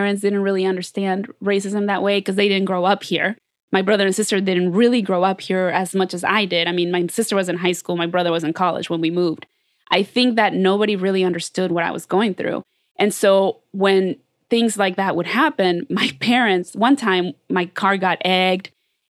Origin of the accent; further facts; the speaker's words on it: United States; You know, so no, but I'm saying, like, I grew up being the only Mexican girl most of t